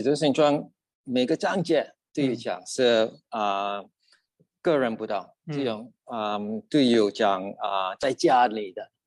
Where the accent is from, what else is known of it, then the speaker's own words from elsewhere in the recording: Sabah, Malaysia; Chinese is a second language; now in Australia; 我是从Sabbath出生的，来到澳大利亚大概三十八年了